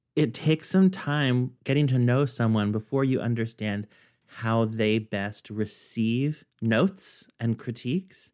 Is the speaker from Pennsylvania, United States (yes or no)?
no; Kansas, United States; now in New York, United States; in Kansas, in my hometown, where I knew everybody